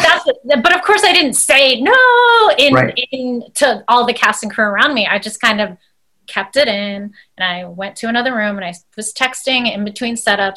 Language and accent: English; United States; one of my first projects where I was able to mix my Indian culture along with being American.